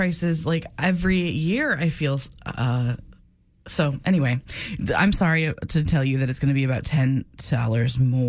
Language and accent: English; upstate New York, United States; moved away; I grew up in upstate New York.